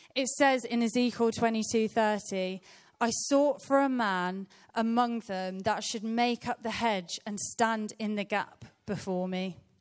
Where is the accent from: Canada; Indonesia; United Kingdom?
United Kingdom; Birmingham, West Midlands; I was born in Birmingham in a, in a place called Rotten Park.